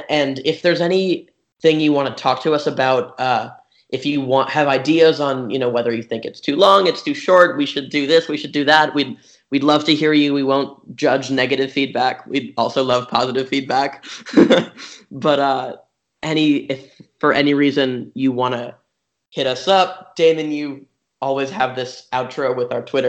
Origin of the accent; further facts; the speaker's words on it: Croatia; We're from Croatia.